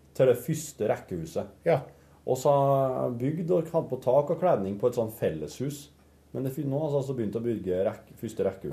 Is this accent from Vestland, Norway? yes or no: no; Folldal, Innlandet, Norway; moved away; juleferie hjemme i Folldalen.